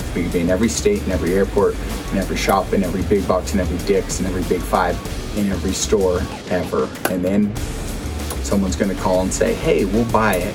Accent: South Lake Tahoe, California, United States; I'm born and raised in South Lake Tahoe, and this is the best place to ever grow up.

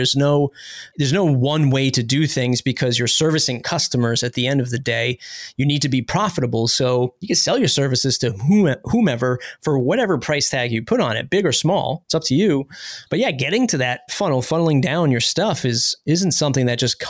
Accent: East Coast, United States; We're from the East Coast

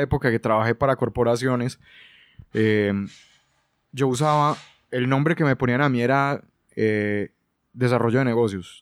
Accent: Colombia; moved away as an adult; now in Buenos Aires, Argentina; soy colombiano, pero vivo en Buenos Aires

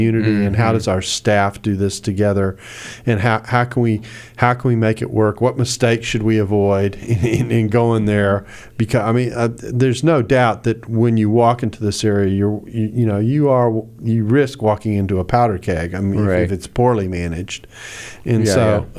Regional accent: the South, United States; I'm from the South

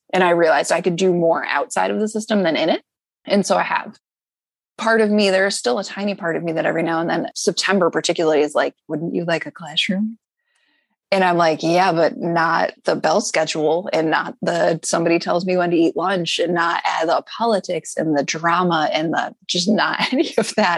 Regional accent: Syracuse, New York, United States; moved away as an adult; also born or lived in New Jersey; now in Philadelphia, United States; I grew up in Syracuse, New York

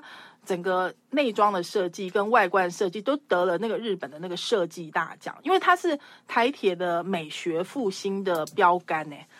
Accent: Taiwan; 就想到我是台湾人啊，所以我我我也知道这些历史这样。

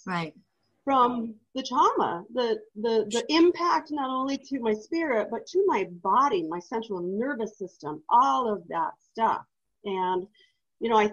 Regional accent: Truckee, California, United States; I moved away from my hometown. I was interned up at a ranch in Oregon, and then I got shipped to a facility that does all of the stuff that you see when people are paraplegic and you have to learn how to live all over again. And then after that, I went back to Truckee. So Truckee, California

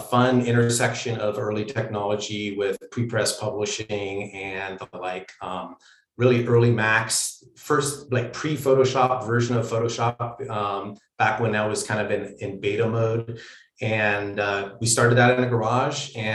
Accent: Pennsylvania, United States; moved away as an adult; also born or lived in Romania / California; I grew up in Pennsylvania

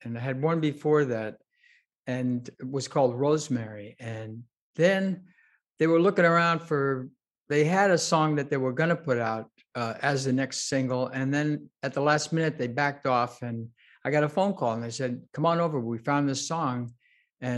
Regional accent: New York City, New York, United States; moved away as an adult; I was born in Woodhaven

